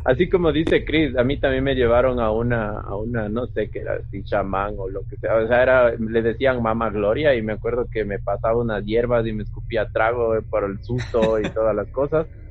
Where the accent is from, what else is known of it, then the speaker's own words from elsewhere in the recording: Quito, Pichincha, Ecuador; yo igual soy quiteño, vivo aquí en Quito